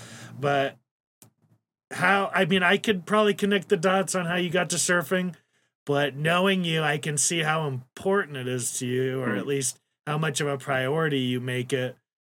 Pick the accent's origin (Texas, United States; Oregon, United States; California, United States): California, United States; Imperial Beach; I had San Diego, Imperial Beach, nice. Near the border.